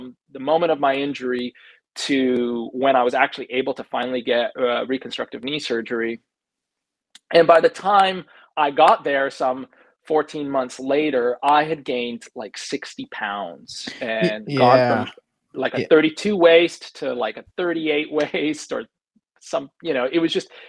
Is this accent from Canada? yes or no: yes; Canada; growing up in Canada